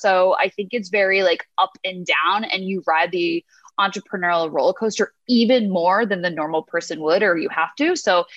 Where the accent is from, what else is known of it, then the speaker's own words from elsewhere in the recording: United States; moved away as an adult; also born or lived in London, United Kingdom; now in Sydney, Australia; I'm American